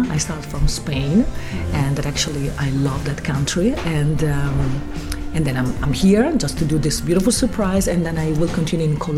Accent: San Marino; from San Marino.

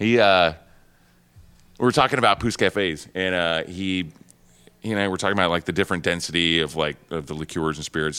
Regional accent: Oklahoma, United States; moved away as an adult; now in New York, United States; I'm originally from Oklahoma, and I was living in Oklahoma City before I moved to New York.

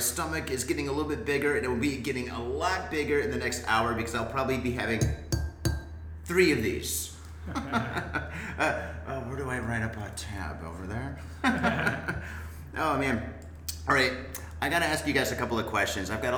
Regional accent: Detroit, Michigan, United States; now in Japan; I'm American. I'm from Detroit

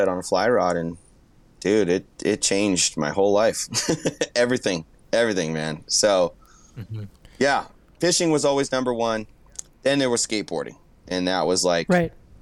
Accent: San Jose, California, United States; moved away as an adult; now in Quincy, United States; I'm from the Bay Area. So the Bay Area San Jose is 1 million people, man

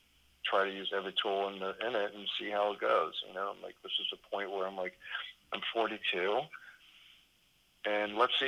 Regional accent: Gulf Coast, United States; I grew up sailing on the Gulf Coast with my family.

